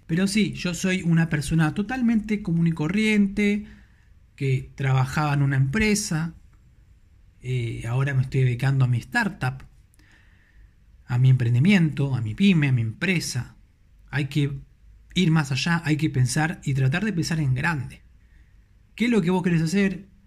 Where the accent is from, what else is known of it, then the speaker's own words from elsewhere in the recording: Buenos Aires, Argentina; soy de Argentina, de Buenos Aires, Argentina, capital federal